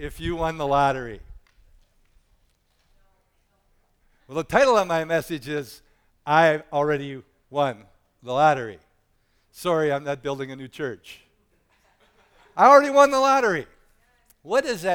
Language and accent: English; United States; you and I were born in this country